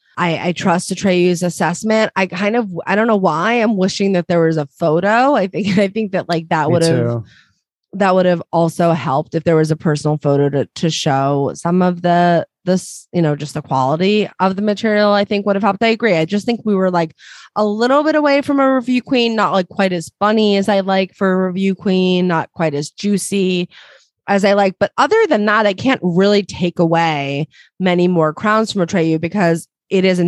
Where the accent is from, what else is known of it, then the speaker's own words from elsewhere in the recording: New Jersey, United States; I'm from Jersey